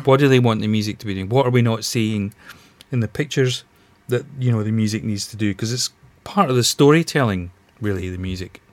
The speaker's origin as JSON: {"language": "English", "town": "Glasgow", "region": "Scotland", "country": "United Kingdom", "moved": "as an adult", "lives_now": "London, United Kingdom", "said": "I'm originally from Glasgow, but you know, I I, I came down here about 30 years ago"}